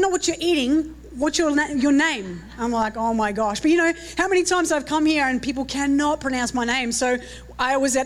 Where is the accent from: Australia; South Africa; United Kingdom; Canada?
Australia; accent: Australian; Is my accent a little bit too strong?